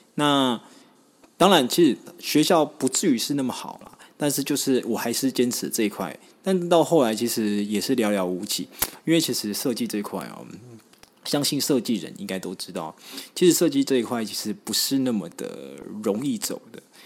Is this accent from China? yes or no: no; Taiwan; 我是从乡下上来的小朋友啦，那我是住在一个还蛮算是眷村的地方，但是很特别，我那边算是有蛮多原住民的